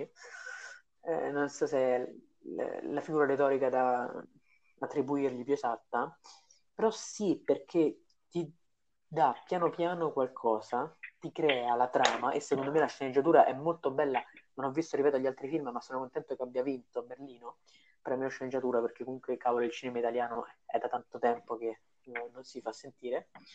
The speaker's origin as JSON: {"language": "Italian", "town": "Rome", "region": "Lazio", "country": "Italy", "said": "noi due siamo romani"}